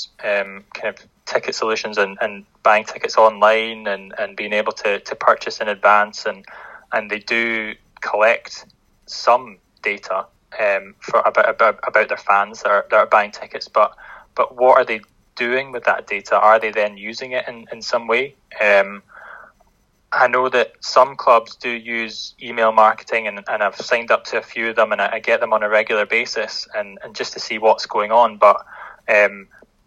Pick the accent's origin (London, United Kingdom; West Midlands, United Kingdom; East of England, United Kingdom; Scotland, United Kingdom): Scotland, United Kingdom; Linlithgow; I'm originally from Linlithgow, and obviously not having a professional team, and the closest one kind of being in West Lothian, Livingston. When I was growing up at primary school